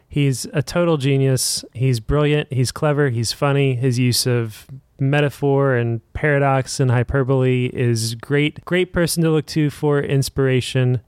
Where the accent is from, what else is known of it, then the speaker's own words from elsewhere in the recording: Indiana, United States; I'm from Indiana, and that means that I grew up playing basketball every day